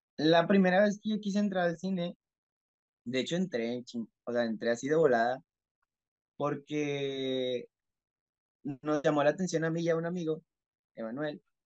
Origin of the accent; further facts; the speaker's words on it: Mexico; soy mexicano, tengo 20 años de edad